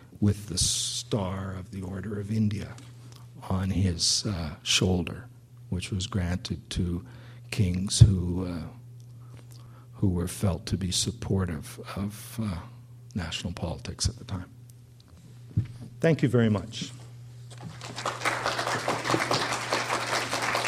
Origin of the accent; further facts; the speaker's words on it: Vancouver, British Columbia, Canada; growing up in Vancouver